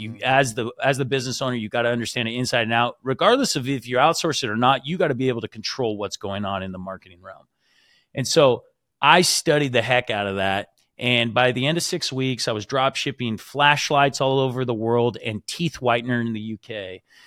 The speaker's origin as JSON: {"language": "English", "region": "Washington", "country": "United States", "also_born_or_lived": "Utah", "moved": "as an adult", "said": "I'm originally from Washington"}